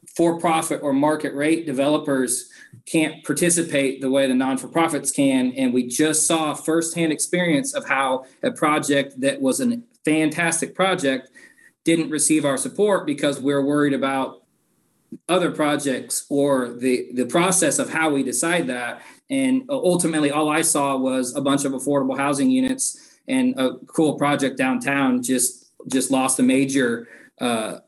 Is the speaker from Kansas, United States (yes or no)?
yes; Lawrence, Kansas, United States; I was born and raised here in Lawrence